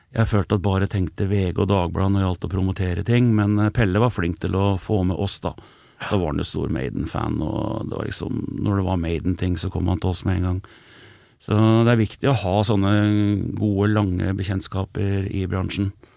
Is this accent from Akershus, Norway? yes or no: no; Elverum, Innlandet, Norway; jeg kommer fra Elverum, som er eh, ikke, ikke, sånn kjempelangt, en 13 mil fra Oslo.